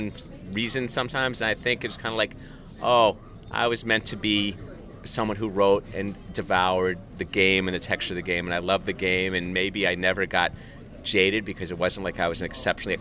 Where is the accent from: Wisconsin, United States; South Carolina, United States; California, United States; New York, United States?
California, United States; Southern; I'm growing up in Southern California